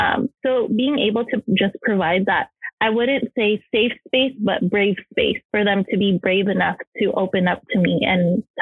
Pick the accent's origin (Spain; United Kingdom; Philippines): Philippines; As a Filipino, the typical stereotypical thing, they wanted me to be a nurse. So my grandma was a nurse and my mom was a nurse